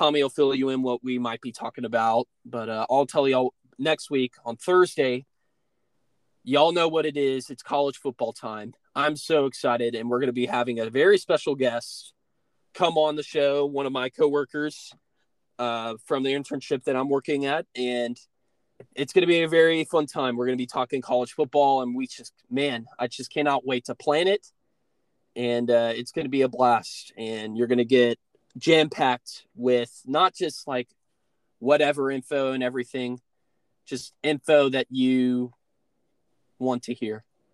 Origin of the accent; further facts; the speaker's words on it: United States; as an American